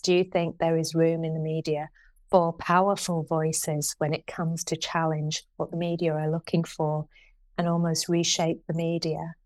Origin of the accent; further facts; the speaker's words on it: Shipley, Yorkshire and the Humber, United Kingdom; I grew up in Shipley